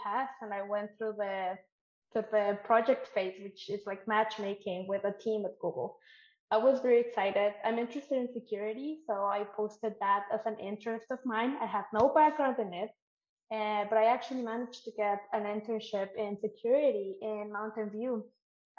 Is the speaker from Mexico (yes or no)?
yes; Mexico; moved away as an adult; now in Canada; I'm from Mexico, where paid internships are not really a thing that exists.